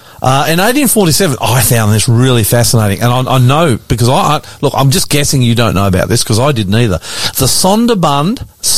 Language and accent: English; Australia; I'm the ….